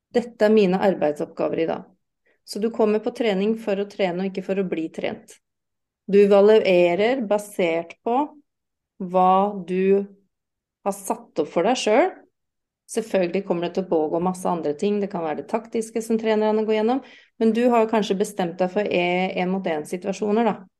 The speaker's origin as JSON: {"language": "Norwegian", "country": "United Kingdom", "first_language": "English", "second_language": "Norwegian", "moved": "yes", "lives_now": "Norway", "said": "jeg er uh, britisk, så jeg har jo engelsk som morsmål"}